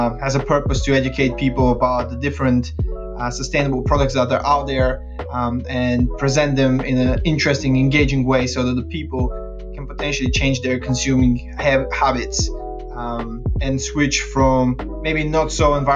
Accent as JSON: {"language": "English", "country": "Bulgaria", "also_born_or_lived": "Lancaster, United Kingdom", "moved": "as an adult", "lives_now": "London, United Kingdom", "said": "I'm from Bulgaria, but I moved to the UK about 8 years ago."}